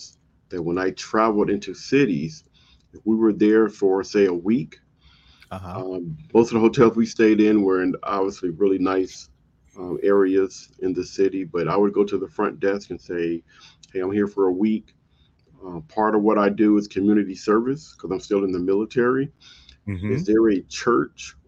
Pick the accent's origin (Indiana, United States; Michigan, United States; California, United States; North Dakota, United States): California, United States; Compton; moved away; I grew up in Compton